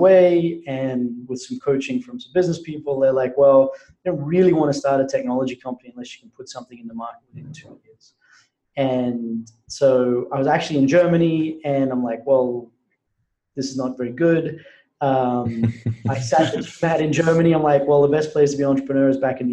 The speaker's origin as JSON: {"language": "English", "town": "Brisbane", "region": "Queensland", "country": "Australia", "tie": "born or raised there", "said": "I had spent the summer working in an oil refinery in Brisbane, Australia, which was my hometown."}